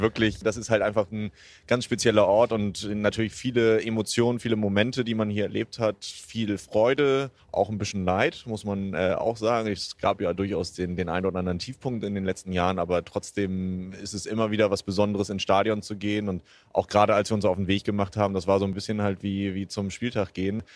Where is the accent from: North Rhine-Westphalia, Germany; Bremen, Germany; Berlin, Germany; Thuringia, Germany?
Bremen, Germany; moved away as an adult; also born or lived in Hamburg; now in Munich, Germany; als Bremer